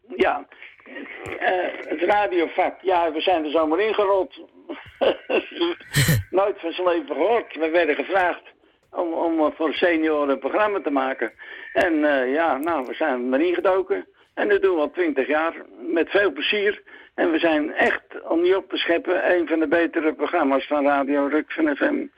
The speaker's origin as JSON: {"language": "Dutch", "town": "Zwanenburg", "region": "North Holland", "country": "Netherlands", "tie": "born or raised there", "moved": "as an adult", "lives_now": "Rucphen, Netherlands", "said": "Ik ben geboren op Zwanenburg"}